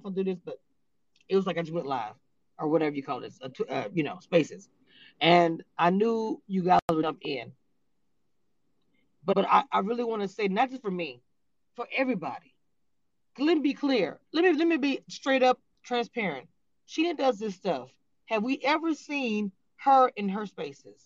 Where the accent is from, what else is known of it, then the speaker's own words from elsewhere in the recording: Louisiana, United States; I'm from Louisiana